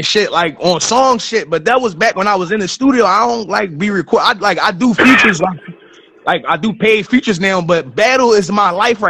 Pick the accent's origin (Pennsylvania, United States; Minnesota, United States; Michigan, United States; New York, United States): Pennsylvania, United States; Philadelphia; it was always rap around you in Philly. Like, and I'm 34.